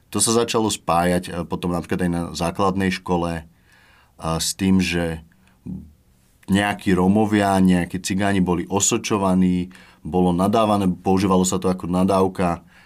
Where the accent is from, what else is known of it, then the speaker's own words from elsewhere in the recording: Banská Bystrica, Banská Bystrica Region, Slovakia; moved away as an adult; also born or lived in Prague; now in Bratislava, Slovakia; Ja pochádzam z Banskej Bystrice a som zo zmiešanej rodiny